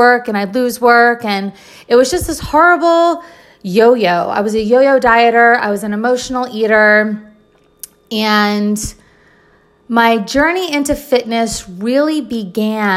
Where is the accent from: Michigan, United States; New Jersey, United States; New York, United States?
New Jersey, United States; I'm originally from New Jersey